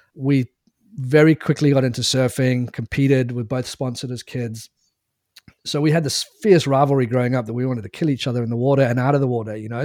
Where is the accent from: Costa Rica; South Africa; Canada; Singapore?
South Africa; also born or lived in England; moved to South Africa when I was nine years old